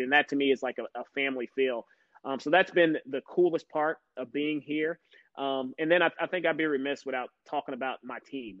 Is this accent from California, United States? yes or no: no; Louisville, Kentucky, United States; born and raised in Louisville, Kentucky.